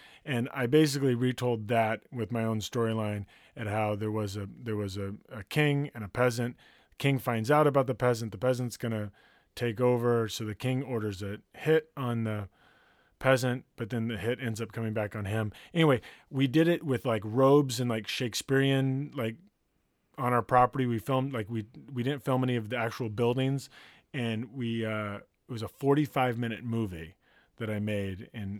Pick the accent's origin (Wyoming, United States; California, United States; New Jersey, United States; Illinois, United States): California, United States; Santa Barbara; I grew up in Santa Barbara. I grew up in a place that used to be called Camp Lore.